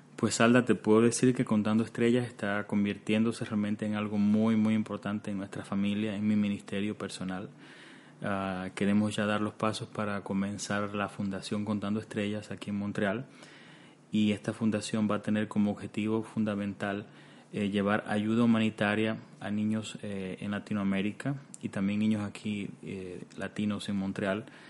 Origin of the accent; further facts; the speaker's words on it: Cuba; now in Canada; nosotros venimos de Cuba y Cuba también es un país que actualmente en estos momentos vive una situación muy difícil y específicamente en los años de mi preadolescencia, en esos años, años 90, eh, recuerdo que vivíamos una situación muy tensa en casa